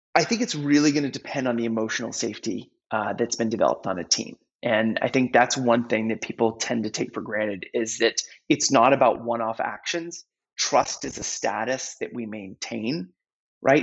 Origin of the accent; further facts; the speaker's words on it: New England, United States; I'm from New England